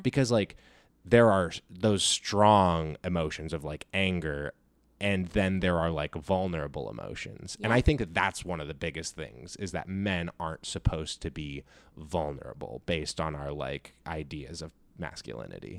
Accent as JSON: {"language": "English", "region": "California", "country": "United States", "tie": "born or raised there", "said": "I grew up here in California"}